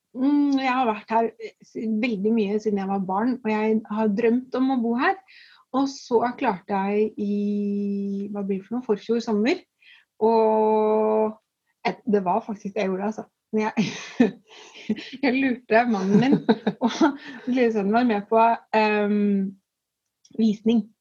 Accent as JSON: {"language": "Norwegian", "town": "Strømmen", "region": "Akershus", "country": "Norway", "moved": "as an adult", "lives_now": "Tønsberg, Norway", "said": "Jeg kommer jo fra Strømmen, som er et lite sted utenfor Oslo."}